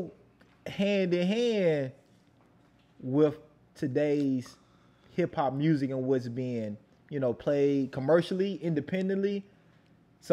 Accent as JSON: {"language": "English", "region": "the South", "country": "United States", "said": "we from the South."}